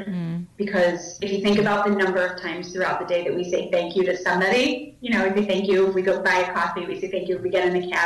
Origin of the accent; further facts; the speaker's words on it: New York City, New York, United States; I grew up in New York City.